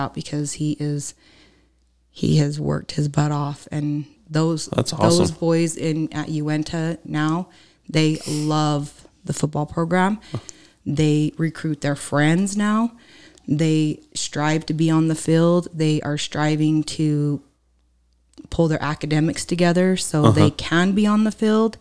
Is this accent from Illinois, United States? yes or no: no; Myton, Utah, United States; born or raised there; also born or lived in Roosevelt, Utah